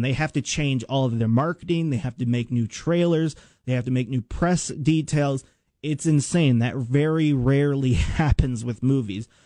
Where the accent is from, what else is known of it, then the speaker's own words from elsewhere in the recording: United States; I grew up in Washington and I went to uh, Washington Middle School